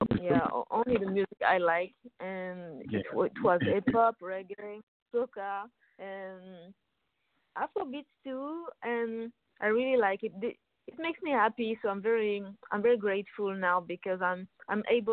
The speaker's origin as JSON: {"language": "English", "town": "Paris", "region": "Île-de-France", "country": "France", "tie": "born or raised there", "said": "I'm from Paris, so I grew up in France."}